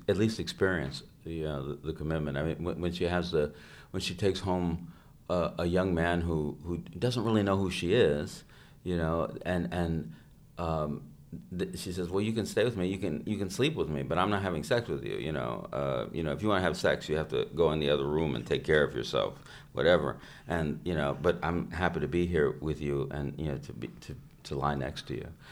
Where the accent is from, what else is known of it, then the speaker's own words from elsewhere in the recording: United States; I'm an American